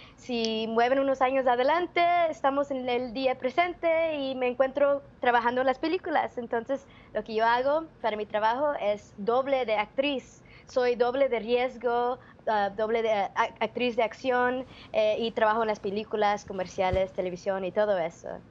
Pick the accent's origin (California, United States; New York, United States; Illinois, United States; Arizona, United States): California, United States; Los Angeles; nacida y criada acá en California